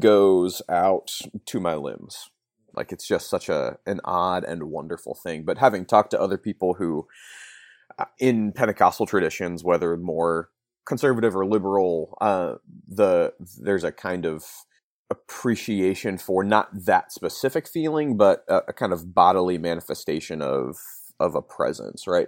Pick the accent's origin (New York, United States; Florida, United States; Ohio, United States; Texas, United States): Ohio, United States; Northeast; moved away; I grew up in Northeast Ohio